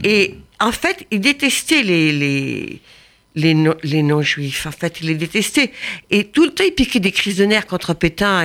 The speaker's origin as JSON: {"language": "French", "country": "France", "said": "on a un héritage en tant que Français"}